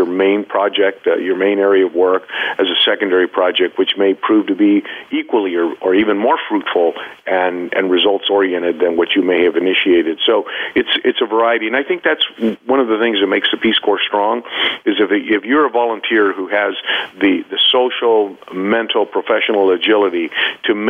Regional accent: United States; I'm from the United States. I'm an American

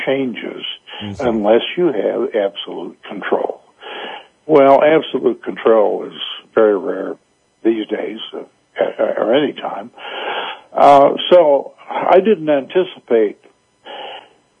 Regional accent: Chicago, Illinois, United States; moved away; also born or lived in South Carolina; I was born and raised in Chicago, so I'm not a native South Carolinian

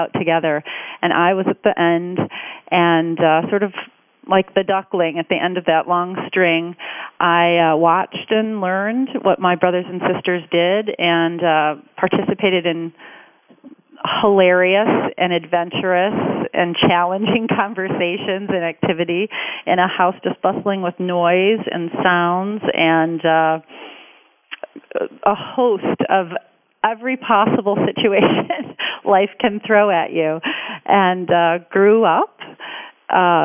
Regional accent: Detroit, Michigan, United States; Growing up in Detroit and being raised by, you know, two terrific parents

